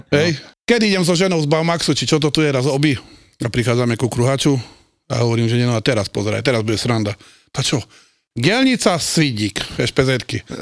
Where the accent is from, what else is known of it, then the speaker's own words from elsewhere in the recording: Seňa, Košice Region, Slovakia; ja som vlastne zo Seni, Senia Kechnec